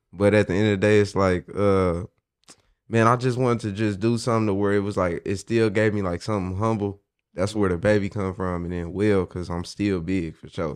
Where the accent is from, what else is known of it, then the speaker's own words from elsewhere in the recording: Midwest City, Oklahoma, United States; I'm from Midwest City, Oklahoma, man. But I really rep the whole state